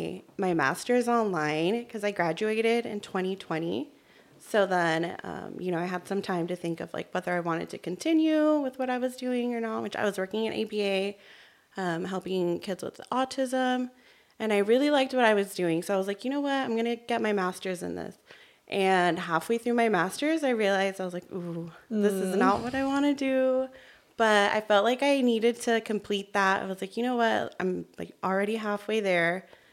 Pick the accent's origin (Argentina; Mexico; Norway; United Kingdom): Mexico; born there; moved away; also born or lived in Arizona / Tennessee / California; Hi, everyone. … I was born in Mexico, but I've lived in different places. So I've lived in Arizona, in Tennessee, and California.